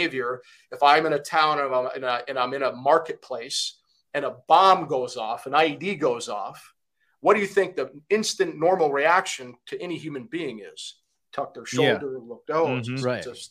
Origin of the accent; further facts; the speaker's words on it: Kuwait; moved away; also born or lived in Michigan, United States; So originally I'm from Kuwait, and I grew up there.